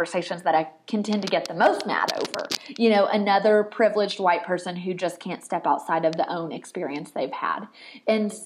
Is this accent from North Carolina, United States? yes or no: no; Tennessee, United States; moved away; also born or lived in Colorado; I'm a Tennessee girl. This is not a Colorado accent.